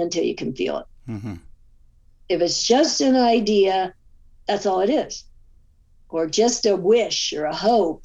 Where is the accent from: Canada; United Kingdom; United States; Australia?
United States; California; moved away as an adult; also born or lived in Pacific Northwest / Alaska; So as I moved away from California in my early 30s, I moved up to the Northwest